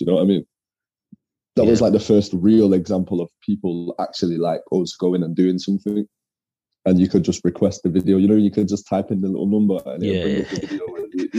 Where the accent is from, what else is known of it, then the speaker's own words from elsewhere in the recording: Manchester, North West England, United Kingdom; We grew up in North Manchester. North Manchester is a little bit different to South Manchester. It's not as like diverse.